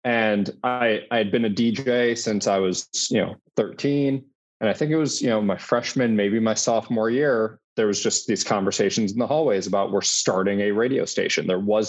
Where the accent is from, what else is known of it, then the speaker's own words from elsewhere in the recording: Chicago, Illinois, United States; I wasn't from Cincinnati. I wasn't from Ohio. I grew up in Chicago.